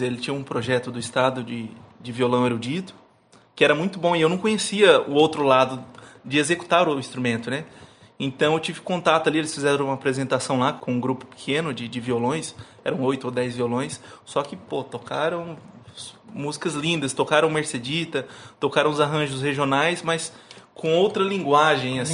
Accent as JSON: {"language": "Portuguese", "town": "Camapuã", "region": "Mato Grosso do Sul", "country": "Brazil", "tie": "born or raised there"}